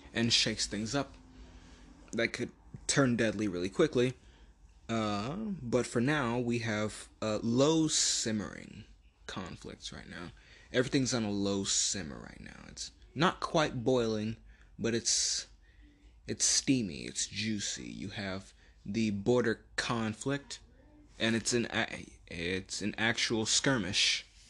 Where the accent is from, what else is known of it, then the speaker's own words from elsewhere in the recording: United States; for me personally as an American.